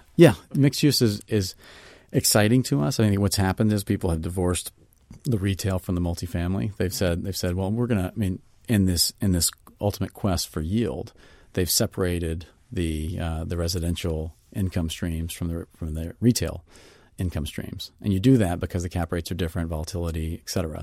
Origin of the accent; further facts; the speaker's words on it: Mississippi, United States; I'm from Mississippi